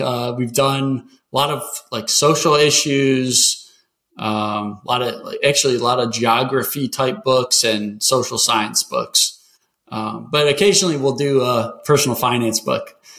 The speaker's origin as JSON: {"language": "English", "region": "Michigan", "country": "United States", "tie": "born or raised there", "also_born_or_lived": "North Carolina", "moved": "yes", "said": "I grew up in Michigan"}